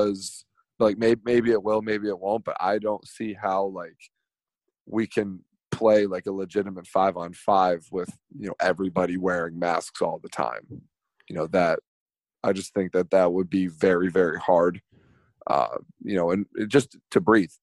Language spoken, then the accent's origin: English; New York, United States; I grew up in New York.